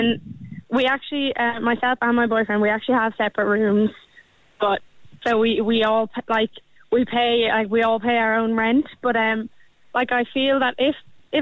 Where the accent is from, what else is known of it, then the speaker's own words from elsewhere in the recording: Wexford, Leinster, Ireland; now in Dublin, Ireland; we're all from Wexford